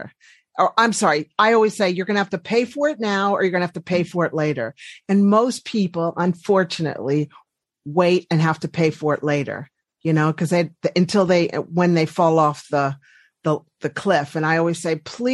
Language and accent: English; Washington, District of Columbia, United States; moved away as an adult; also born or lived in Colorado; now in New Zealand; Originally, I'm from Washington, D.C.